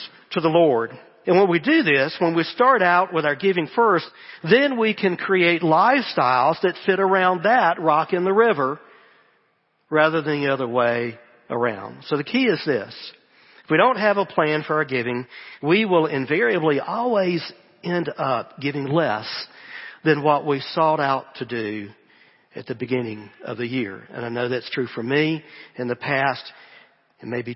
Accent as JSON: {"language": "English", "region": "the American South", "country": "United States"}